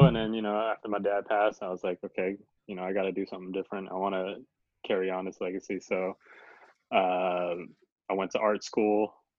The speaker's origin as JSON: {"language": "English", "town": "San Diego", "region": "California", "country": "United States", "tie": "born or raised there", "lives_now": "Los Angeles, United States", "said": "I grew up in San Diego, definitely a different time growing up. It was very like hood oriented."}